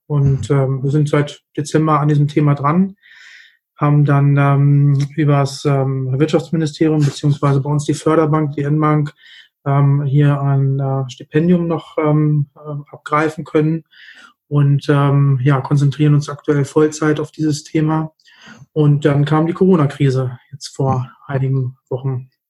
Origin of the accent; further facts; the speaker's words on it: Hanover, Lower Saxony, Germany; komme aus Hannover